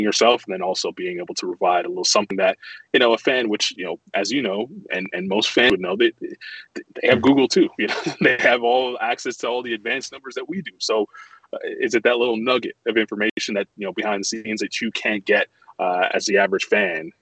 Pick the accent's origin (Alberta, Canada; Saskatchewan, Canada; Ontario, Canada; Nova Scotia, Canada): Ontario, Canada; Toronto; born or raised there; moved away as an adult; also born or lived in Montreal, Quebec, Canada; now in Charlotte, United States